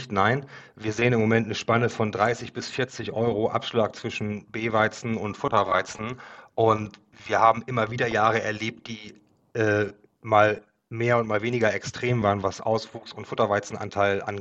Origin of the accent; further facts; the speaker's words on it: Northern Germany, Germany; den wir als äh, Norddeutsche nutzen können, um dort eben Mengen zu platzieren.